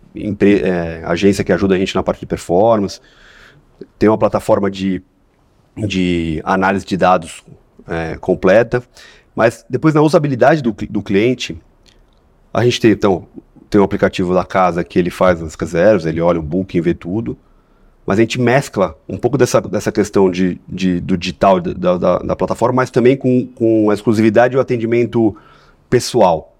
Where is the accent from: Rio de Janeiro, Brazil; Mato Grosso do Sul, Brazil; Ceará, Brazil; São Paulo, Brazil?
São Paulo, Brazil; Sou de São Paulo, nunca tinha ido para o Espírito Santo